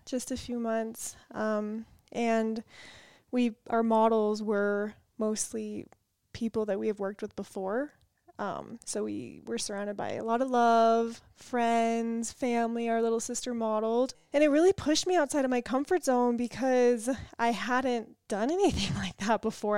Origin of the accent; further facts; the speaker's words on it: California, United States; We are from California.